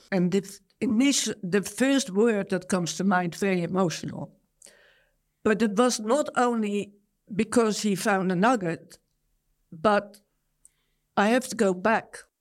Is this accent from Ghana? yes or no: no; Netherlands; moved away as an adult; now in Australia; I was born in Holland, one of twelve children. I went to Australia at twenty-five, twenty-six years of age